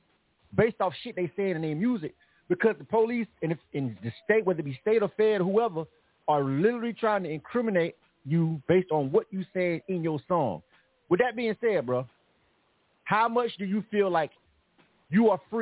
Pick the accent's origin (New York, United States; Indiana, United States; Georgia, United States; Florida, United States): Florida, United States; Panama City; we both from Panama City, Florida